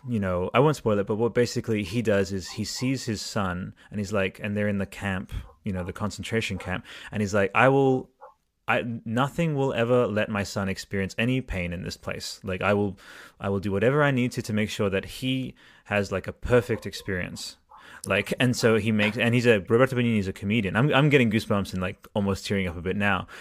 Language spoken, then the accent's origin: English; Italy; moved away; I was, uh, growing up in Italy at the time, and I'm, I'm bilingual Italian